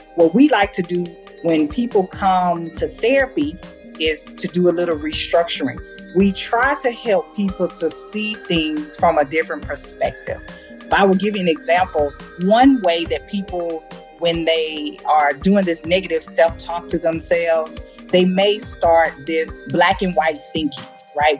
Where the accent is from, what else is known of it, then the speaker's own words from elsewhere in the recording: United States; moved away as an adult; now in Germany; they clearly know that I'm American